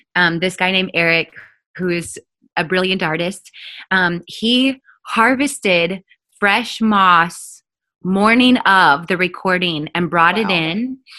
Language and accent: English; Oregon, United States; I grew up in Oregon